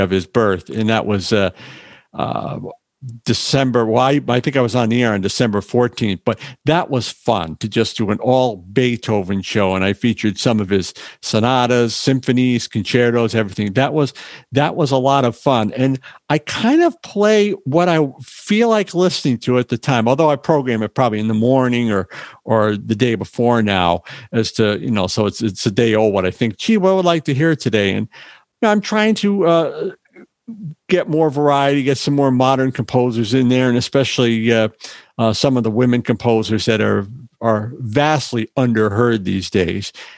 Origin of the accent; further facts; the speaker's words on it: Northeast, United States; I'm from the East Coast, the Northeast